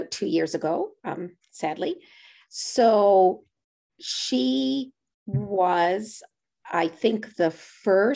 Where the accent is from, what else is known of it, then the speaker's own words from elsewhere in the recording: Halifax, Nova Scotia, Canada; now in Truro, Canada; I live in Truro now, but I'm from the Halifax area. And my aunt and I live with my grandparents who live next door to me growing up.